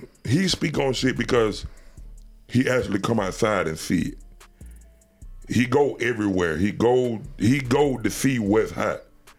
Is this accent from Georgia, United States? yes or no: yes; Atlanta, Georgia, United States; I'm from Atlanta.